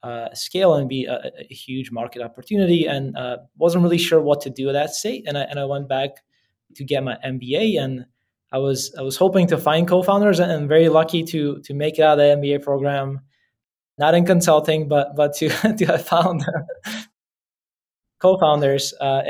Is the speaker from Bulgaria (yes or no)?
yes; Bulgaria; also born or lived in Beijing, China; now in United States; So I was born and raised in Bulgaria, and my family immigrated to the States in the mid-90s.